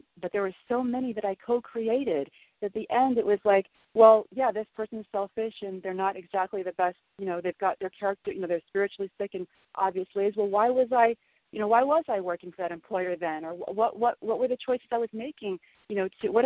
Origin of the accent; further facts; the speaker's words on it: Southern Illinois, United States; I grew up in Southern Illinois in the Midwest and Bible Belt